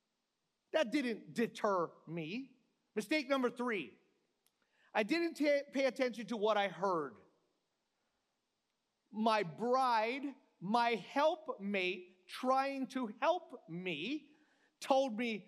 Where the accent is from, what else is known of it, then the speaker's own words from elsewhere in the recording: Hawaii, United States; I'm from the Aina